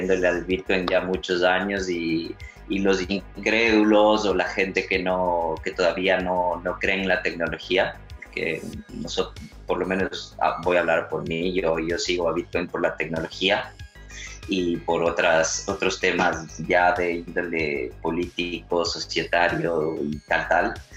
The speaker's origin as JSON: {"language": "Spanish", "town": "Quito", "region": "Pichincha", "country": "Ecuador", "tie": "born or raised there", "moved": "yes", "lives_now": "Barcelona, Spain", "said": "mi ciudad natal, en Quito"}